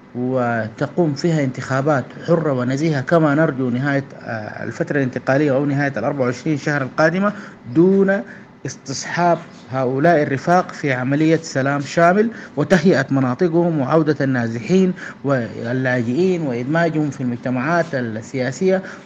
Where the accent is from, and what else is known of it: Sudan